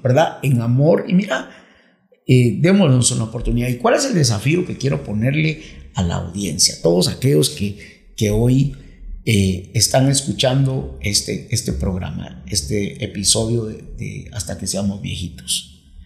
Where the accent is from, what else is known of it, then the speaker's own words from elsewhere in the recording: Guatemala; moved away; also born or lived in Miami; los dos somos guatemaltecos